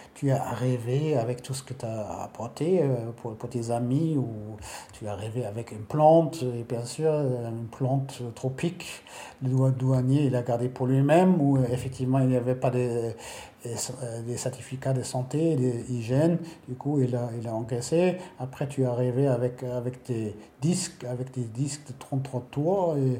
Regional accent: Berlin, Germany; chez nous, à Berlin-Ouest

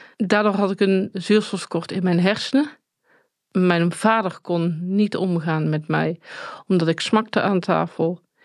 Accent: Tilburg, North Brabant, Netherlands; ik kom uit Tilburg

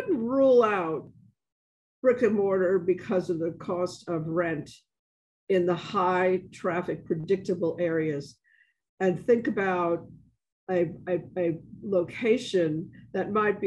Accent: New York City, New York, United States; now in New Orleans, United States; I'm from the South Bronx

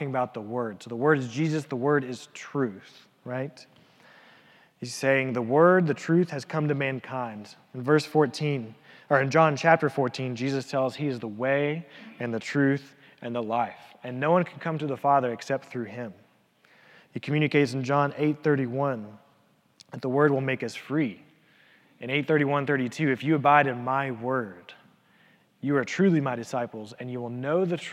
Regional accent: Elizabethton, Tennessee, United States; growing up in the church, growing up in Elizabethan

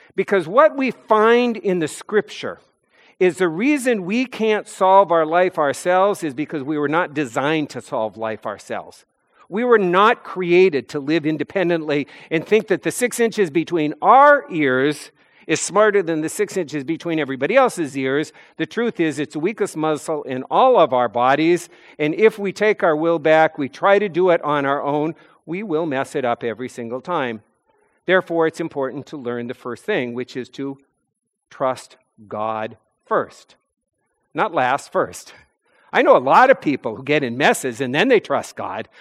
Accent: North Dakota, United States; moved away as an adult; now in New England, United States; Growing up in North Dakota

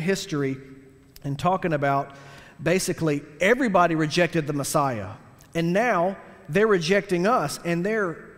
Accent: United States; me as an American trying to be a disciple of Jesus right now

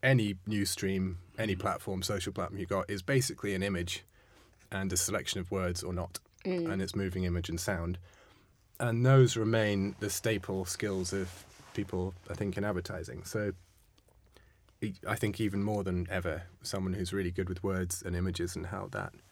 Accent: London, United Kingdom; moved away as an adult; also born or lived in Amsterdam; I was from London

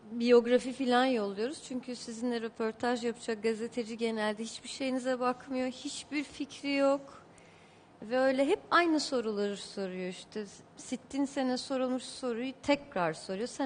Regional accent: Beirut, Beirut Governorate, Lebanon; born there; Beyrut'ta doğdum. Hayır doğmaz olaydım diye geçti bu 20 yılım.

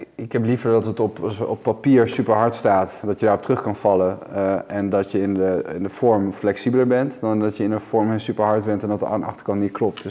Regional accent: Amsterdam, North Holland, Netherlands; ik kom hier zelf ook uit Amsterdam

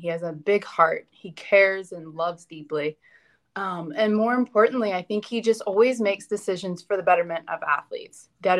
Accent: Pittsburgh, Pennsylvania, United States; moved away as an adult; also born or lived in Louisiana; So we grew up together in Pittsburgh, Pennsylvania.

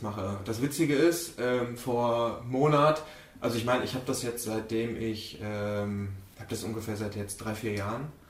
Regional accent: Mönchengladbach, North Rhine-Westphalia, Germany; Ich komme wie gesagt aus München-Gladbach

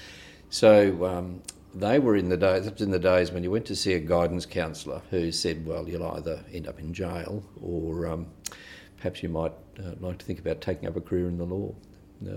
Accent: Ipswich, Queensland, Australia; moved away as an adult; also born or lived in Redcliffe; now in Rockhampton, Australia; I grew up in Ipswich, west of Brisbane. That's where I went to school.

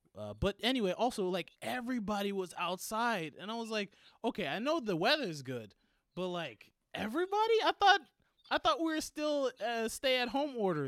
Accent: New York City, New York, United States; also born or lived in Manhattan; I came from Harlem. What do you mean? I was born.

